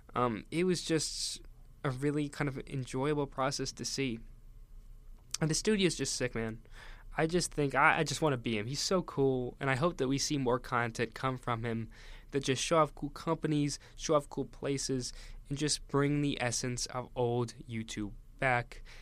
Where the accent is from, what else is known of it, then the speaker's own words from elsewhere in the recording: Northeast, United States; I grew up in the Northeast, so I've always kind of been around New York